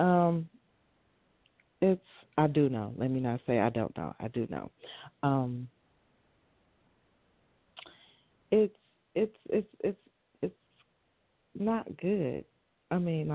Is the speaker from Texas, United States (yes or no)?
no; Michigan, United States; moved away; also born or lived in Charlotte; I'm from Michigan, but I'm in Charlotte right now